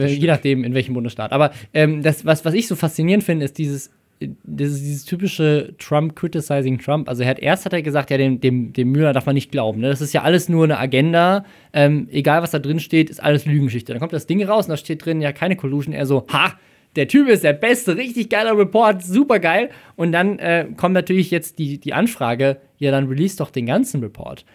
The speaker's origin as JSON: {"language": "German", "country": "Germany", "said": "Deutscher zu sein."}